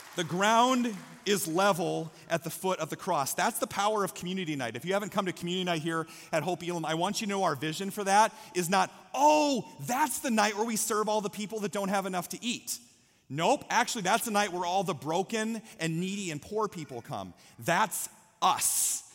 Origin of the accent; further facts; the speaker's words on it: Story City, Iowa, United States; moved away; I'm from Story City, Iowa